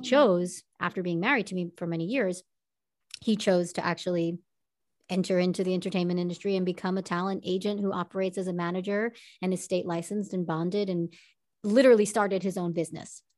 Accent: Long Island, New York, United States; now in Los Angeles, United States; I'm born and raised in Long Island, New York

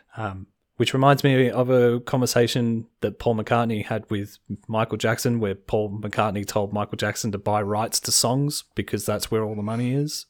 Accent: Australia; As an Australian

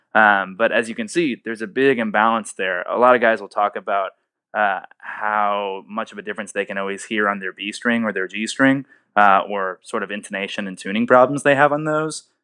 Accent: Indianapolis, Indiana, United States; moved away as an adult; now in Nashville, United States; I'm from Indianapolis originally, and I came down here to Nashville, Tennessee

